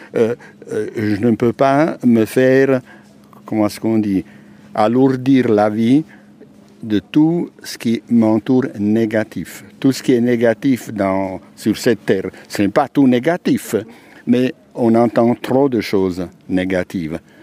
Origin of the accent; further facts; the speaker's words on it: Abruzzo, Italy; French is a second language; moved away as an adult; also born or lived in Switzerland; now in Biel, Switzerland; Donc en Italie, dans, une région qui s'appelle les Abruzzes